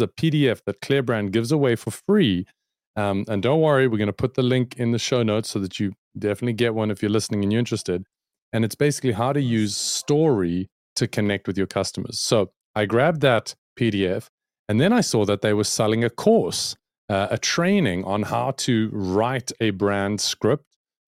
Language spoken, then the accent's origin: English; South Africa; I'm a South African, born and bred and based in South Africa, working for an American company called clearbrand.com.